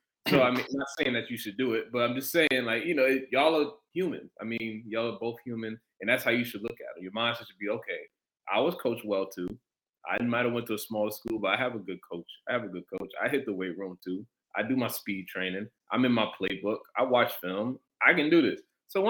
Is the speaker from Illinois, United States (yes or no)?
no; Brooklyn, New York, United States; I know when I was in high school, I'm from Brooklyn. So, you know, I went to camps down south, played down south